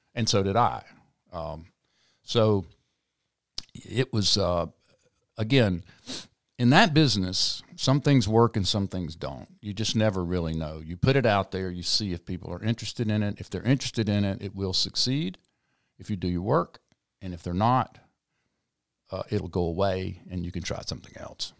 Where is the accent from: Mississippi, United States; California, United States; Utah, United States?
Mississippi, United States; South; moved away; also born or lived in New Orleans, Louisiana; I grew up in South Mississippi